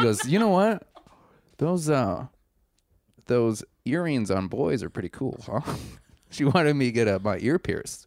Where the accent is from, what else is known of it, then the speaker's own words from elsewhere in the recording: Milwaukee, Wisconsin, United States; I am from Milwaukee.